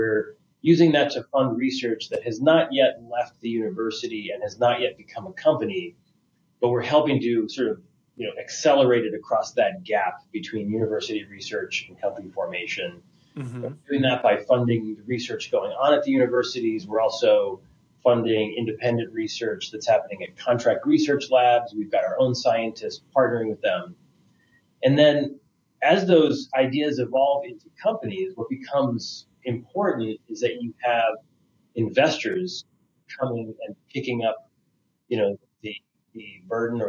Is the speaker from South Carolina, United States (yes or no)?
no; Massachusetts, United States; moved away as an adult; also born or lived in New York / San Diego, California; now in Baltimore, United States; I hail from the Northeast, Massachusetts